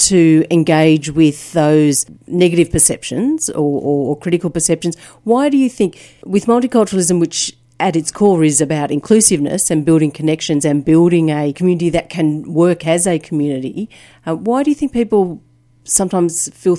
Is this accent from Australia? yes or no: yes; Australia; What makes us Australian is that we are diverse, and I think that's what makes Australia a rich community